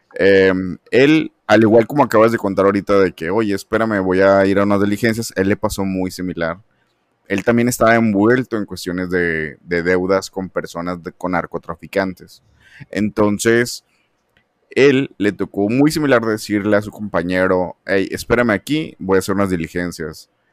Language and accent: Spanish; Monterrey, Nuevo León, Mexico; yo soy de México, soy de Monterrey